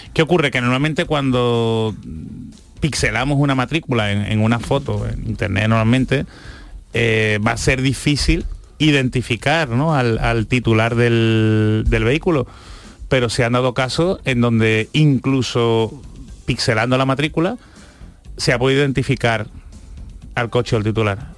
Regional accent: Seville, Andalusia, Spain; Yo, como sevillano

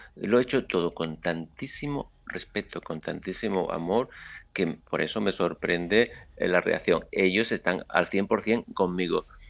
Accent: Seville, Andalusia, Spain; moved away; mi trabajo en mi tierra

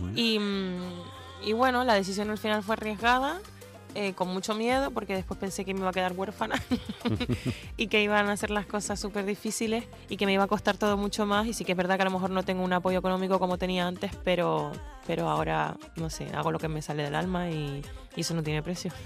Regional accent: Canary Islands, Spain; hago cositas en Canarias también, en mi tierra

